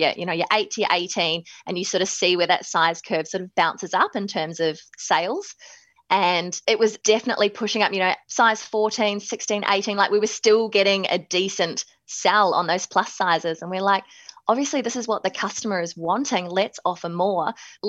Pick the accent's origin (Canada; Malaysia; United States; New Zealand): New Zealand; accent: Kiwi; moved away as an adult; also born or lived in Melbourne, Australia / Manchester, United Kingdom; now in Sydney, Australia; So even though I was born in Melbourne, in Carlton, I actually moved to New Zealand when I was 5 and spent my whole life growing up there. So hence the slight Kiwi accent